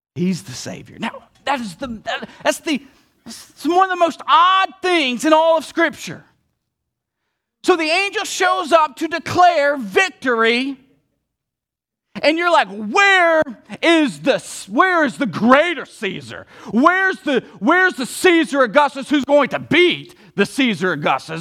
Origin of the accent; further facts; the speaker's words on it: the South, United States; I'm from the South